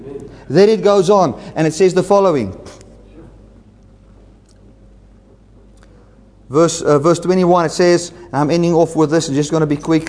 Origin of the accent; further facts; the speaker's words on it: South Africa; first language Afrikaans; English is a second language; I'm a South Afrikaans-speaking Boersian